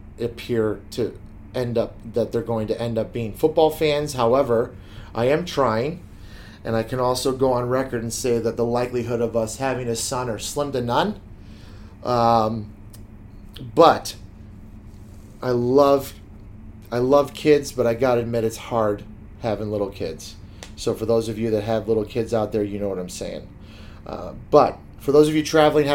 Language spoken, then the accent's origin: English; Chicago, Illinois, United States; I grew up in Chicago